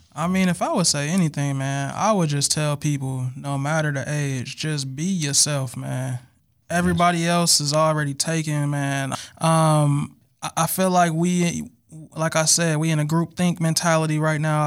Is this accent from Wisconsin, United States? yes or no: yes; Milwaukee, Wisconsin, United States; I'm from Milwaukee, Wisconsin